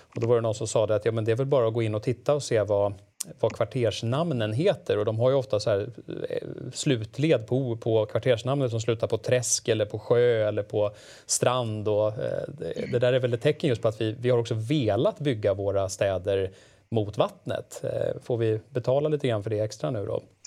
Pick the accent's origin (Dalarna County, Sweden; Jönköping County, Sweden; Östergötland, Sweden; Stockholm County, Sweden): Stockholm County, Sweden; Stockholm; vi som stockholmare